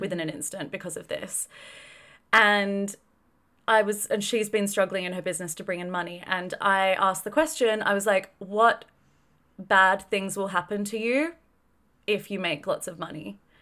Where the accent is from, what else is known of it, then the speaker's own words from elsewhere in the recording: Australia; grew up in a fairly affluent country, grew up in Australia